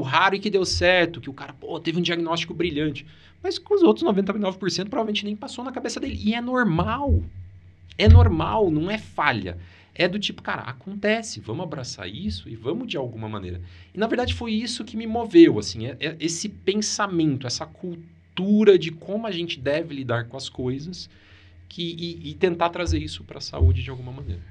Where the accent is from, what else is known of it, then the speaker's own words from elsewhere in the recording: Maringá, Paraná, Brazil; Eu sou de Maringá